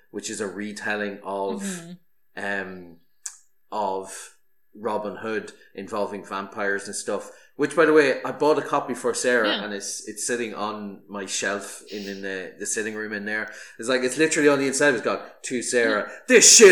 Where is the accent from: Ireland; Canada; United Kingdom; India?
Ireland; as an Irish person